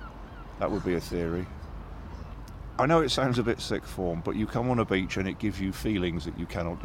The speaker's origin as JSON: {"language": "English", "town": "Exmouth", "region": "South West England", "country": "United Kingdom", "tie": "born or raised there", "said": "When I was a teenager, I remember, yeah, the bleakest moment, the Royal Shakespeare Company came to my hometown, Exmouth in Devon"}